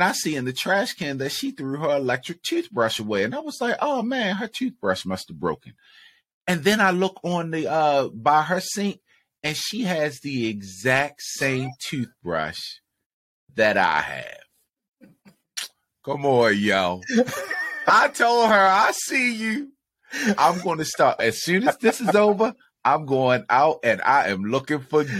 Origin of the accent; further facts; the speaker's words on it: Baltimore, Maryland, United States; we're from Baltimore, so it's not the DMV, but the DMV is down the street